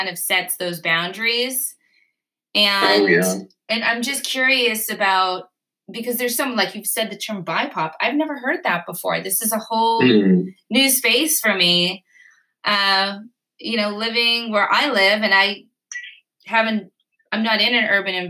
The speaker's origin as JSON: {"language": "English", "town": "Boston", "region": "Massachusetts", "country": "United States", "said": "my language register, being a Bostonian"}